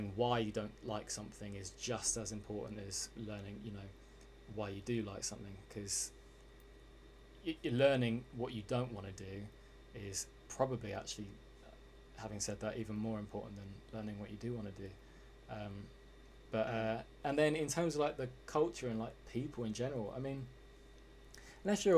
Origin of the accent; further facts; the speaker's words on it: England, United Kingdom; as everyone could probably hear, I'm English